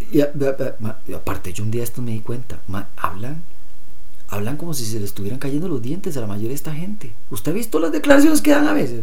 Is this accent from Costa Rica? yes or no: yes; Costa Rica; como ticos